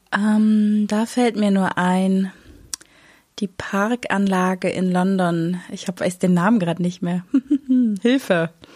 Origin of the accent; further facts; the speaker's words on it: Berlin, Germany; ich bin in Berlin-Moabit aufgewachsen